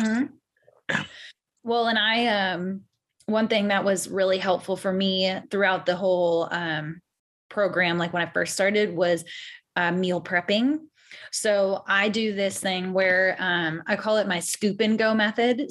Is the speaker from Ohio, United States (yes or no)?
no; San Diego, California, United States; now in Louisville, United States; I am from San Diego, California, but I live in Louisville, Kentucky